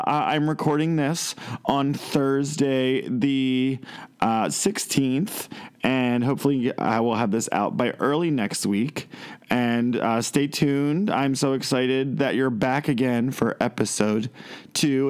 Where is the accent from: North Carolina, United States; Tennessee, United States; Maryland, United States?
Maryland, United States; Westminster; born or raised there